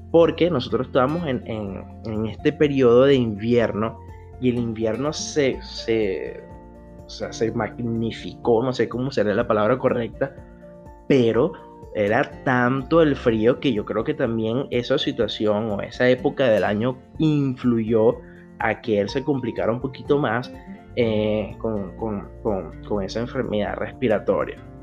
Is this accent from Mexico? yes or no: no; Venezuela; now in Brazil; aquí en el extranjero como venezolano, como un venezolano más en todo el mundo, pero en esta oportunidad el venezolano está aquí en Brasil